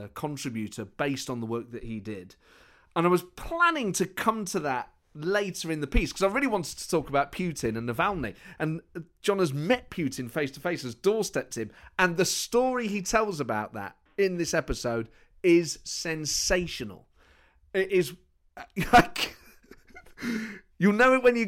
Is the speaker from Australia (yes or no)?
no; Nottingham, East Midlands, United Kingdom; The East Midlands. I'm from Nottingham.